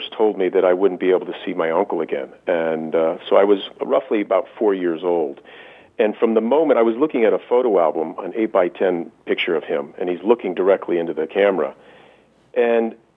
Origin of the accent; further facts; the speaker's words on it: Las Vegas, Nevada, United States; I'm born and raised in Vegas, and my sisters were born and raised here